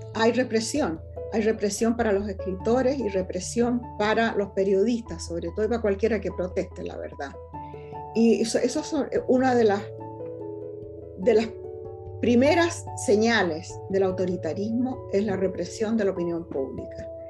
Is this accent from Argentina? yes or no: no; Chile; moved away as an adult; now in California, United States; soy profundamente chilena